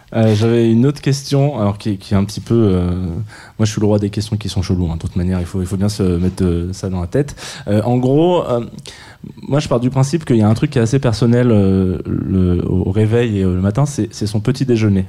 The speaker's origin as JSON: {"language": "French", "region": "south of France", "country": "France", "said": "je viens du sud de la France"}